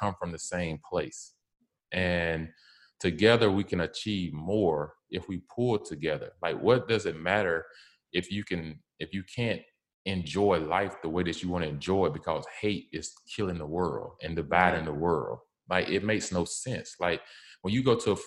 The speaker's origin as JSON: {"language": "English", "region": "the South", "country": "United States", "said": "I'm from the South"}